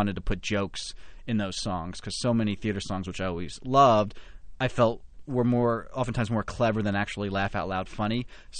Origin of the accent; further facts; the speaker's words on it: New Jersey, United States; I grew up in New Jersey and always loved theater and was exposed to musicals and plays at a very young age.